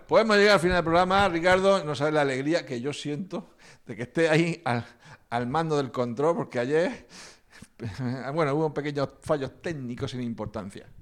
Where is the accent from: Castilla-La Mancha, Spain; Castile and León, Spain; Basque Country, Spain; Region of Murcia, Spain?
Region of Murcia, Spain; Bullas; en mi pueblo Bulla